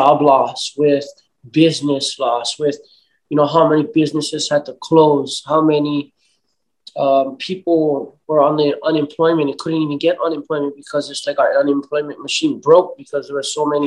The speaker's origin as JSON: {"language": "English", "region": "Hawaii", "country": "United States", "said": "I come from Hawaii, a place that shows aloha first and foremost"}